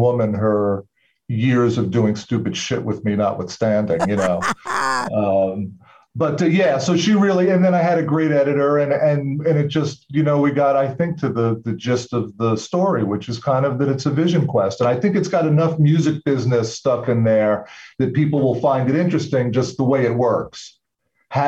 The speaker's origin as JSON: {"language": "English", "area": "Long Island", "region": "New York", "country": "United States", "tie": "born or raised there", "moved": "yes", "lives_now": "Massachusetts, United States", "said": "I'm actually originally from New York. So I grew up on Long Island."}